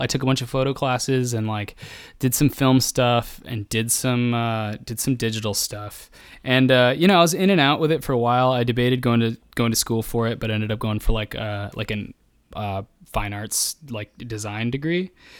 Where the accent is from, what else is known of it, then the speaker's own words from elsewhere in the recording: Midwest, United States; It's cause I'm from the Midwest and I'm afraid of, like my backbone is made of like being meek and fearful.